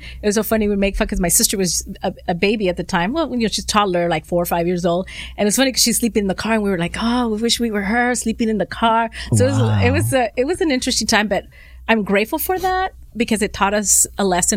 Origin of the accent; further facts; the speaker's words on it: Los Angeles, California, United States; I'm born and raised in the San Fernando Valley. So like totally for sure, I'm an awesome Valley girl